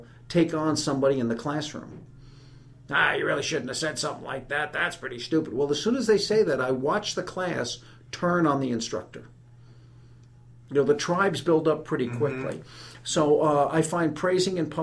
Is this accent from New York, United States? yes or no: yes; New York City, New York, United States; moved away as an adult; also born or lived in Rock Island / Germany / Aberdeen Proving Ground, Maryland; now in Alabama, United States; I was born and raised in New York City